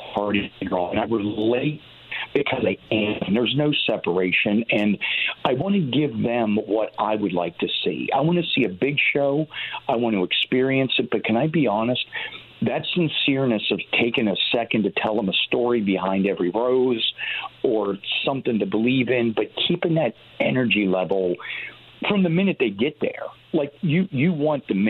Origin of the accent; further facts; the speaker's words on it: Northeast, United States; growing up in the Northeast